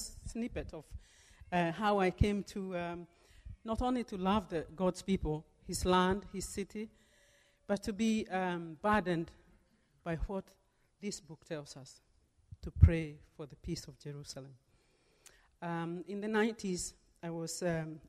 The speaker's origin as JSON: {"language": "English", "country": "Kenya", "tie": "born or raised there", "moved": "yes", "lives_now": "United States", "said": "my birth country. I'm originally from Kenya"}